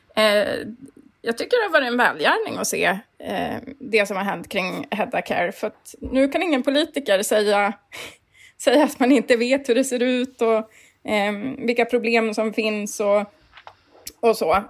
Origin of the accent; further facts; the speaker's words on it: Kiruna, Norrbotten County, Sweden; jag växte upp i Kiruna